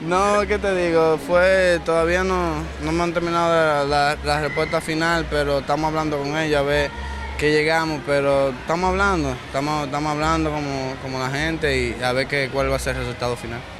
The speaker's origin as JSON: {"language": "Spanish", "region": "San Pedro de Macorís", "country": "Dominican Republic", "tie": "born or raised there", "said": "mi pueblo dominicano, especialmente mi pueblo, eh, San Pedro de Macorís"}